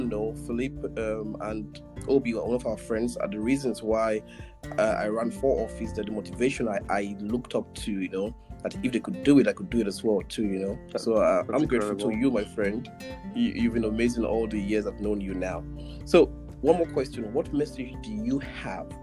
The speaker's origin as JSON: {"language": "English", "country": "Nigeria", "moved": "yes", "lives_now": "United States", "said": "coming from a small country like mine in Africa, in Nigeria"}